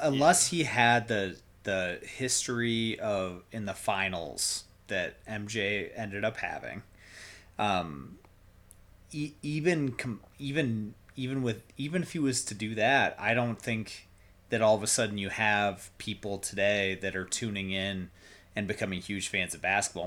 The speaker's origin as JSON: {"language": "English", "region": "Iowa", "country": "United States", "tie": "born or raised there", "said": "we grew up in Iowa"}